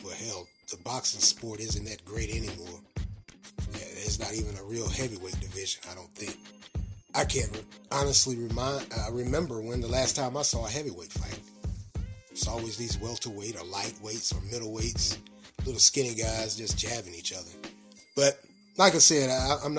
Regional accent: Raleigh, North Carolina, United States; now in Durham, United States; I grew up in Raleigh and I left Raleigh in 1992

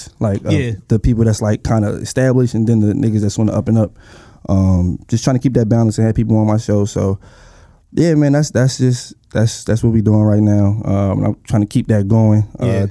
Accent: Philadelphia, Pennsylvania, United States; I'm from South Philly

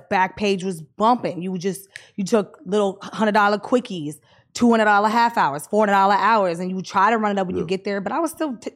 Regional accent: United Kingdom; Yeah, like they, they like I'm British, old, so like they yeah, like that.

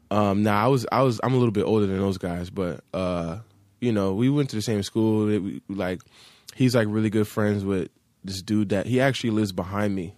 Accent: Hackensack, New Jersey, United States; moved away as an adult; now in Los Angeles, United States; I'm from Hackensack, New Jersey, Bergen

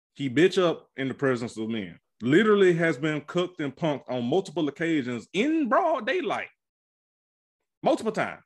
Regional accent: Georgia, United States; I am from Georgia, G A Red Clay.

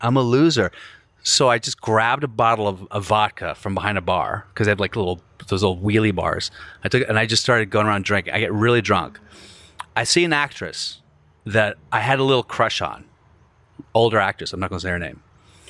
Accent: Glasgow, Scotland, United Kingdom; She goes, oh, where are you from? I said, oh, I'm from Glasgow.

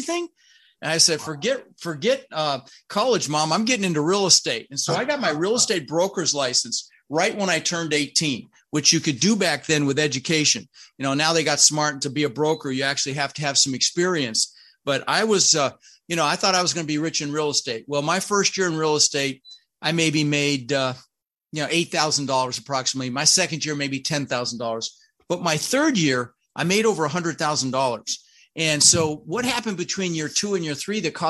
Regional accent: Denver, Colorado, United States; English is a second language; also born or lived in Netherlands; I immigrated from the Netherlands, from Holland, you know, wooden shoes and windmills. And we ended up in Denver, Colorado, where I lived for 30 years. Now, when we first got here, we really struggled. I was 6 years old

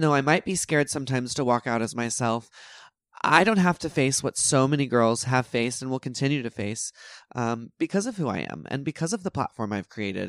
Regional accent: Texas, United States; moved away; growing up in Texas

